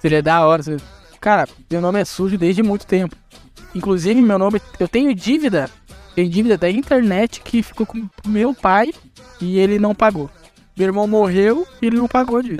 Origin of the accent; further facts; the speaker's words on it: Rio Grande do Sul, Brazil; Eu sou do Rio Grande do Sul